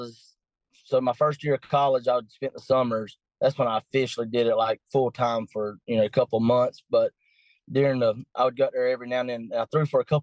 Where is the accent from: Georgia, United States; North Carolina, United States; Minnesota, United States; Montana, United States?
Georgia, United States; Patterson; I'm from Patterson, Georgia, a small town in southeast Georgia